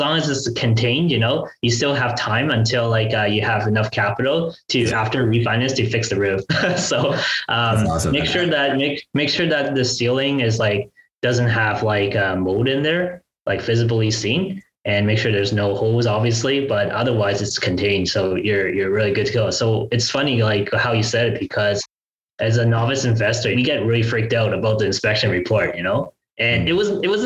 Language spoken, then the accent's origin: English; Ottawa, Ontario, Canada; my hometown in Ottawa